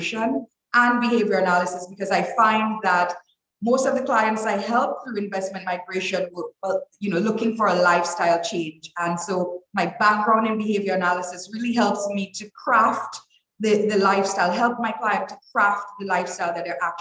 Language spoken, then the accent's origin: English; Dominica; also born or lived in Toronto, Canada / New York, United States; I was raised in Dominica. I am a Dominican by all other means.